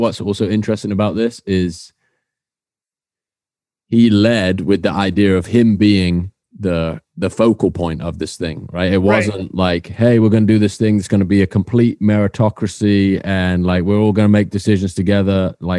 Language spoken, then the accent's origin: English; Swindon, South West England, United Kingdom